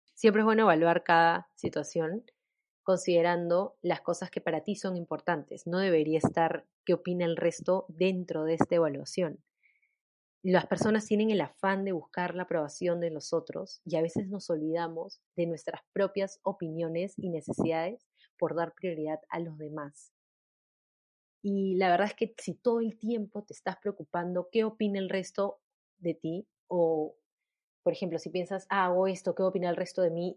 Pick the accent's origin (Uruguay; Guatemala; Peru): Peru; mi país